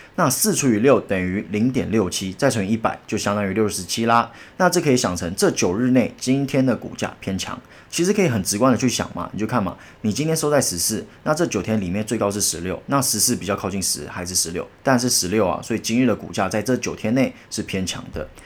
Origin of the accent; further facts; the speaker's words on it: Taiwan; 我们台湾人